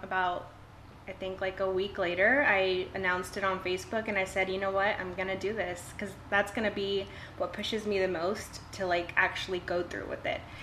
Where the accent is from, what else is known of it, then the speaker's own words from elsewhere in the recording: Ingleside, Texas, United States; now in Portland, Texas, United States; I was born and raised in Ingleside and um, I graduated from high school there